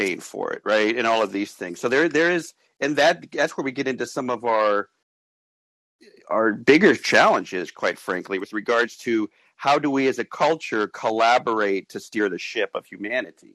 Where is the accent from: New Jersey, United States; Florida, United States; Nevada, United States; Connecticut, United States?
Nevada, United States; Las Vegas; moved away as an adult; also born or lived in Tempe, Arizona / Mesa, Arizona; I grew up in Vegas